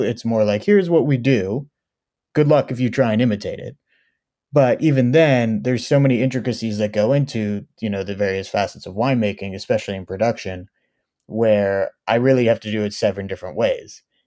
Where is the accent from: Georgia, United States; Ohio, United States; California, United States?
California, United States; Oakland; also born or lived in Israel; I was born and raised in Oakland, California.